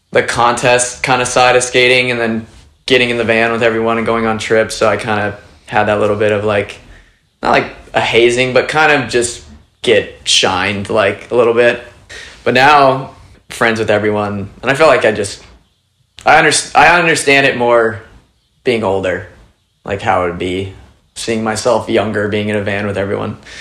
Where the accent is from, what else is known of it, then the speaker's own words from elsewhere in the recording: Ventura, California, United States; also born or lived in Ohio; I grew up in Ventura, California. I was born in Ohio, and then um, my parents moved to Ventura when I was like two